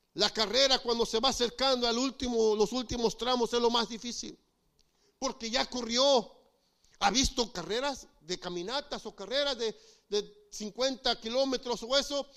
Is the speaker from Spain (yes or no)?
no; Mexico; moved away; En México, eh, mi pastor era líder